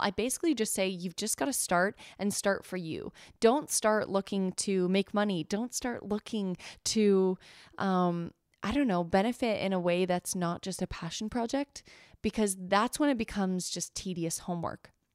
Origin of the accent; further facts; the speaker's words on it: Canada; We're Canadian